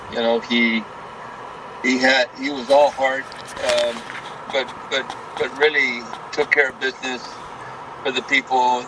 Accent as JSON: {"language": "English", "town": "Brownsville", "region": "Texas", "country": "United States", "tie": "born or raised there", "said": "the city of Brownsville, which is my hometown"}